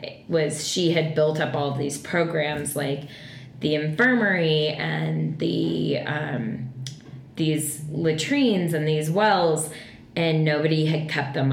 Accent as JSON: {"language": "English", "town": "Boulder", "region": "Colorado", "country": "United States", "said": "I'm from Boulder"}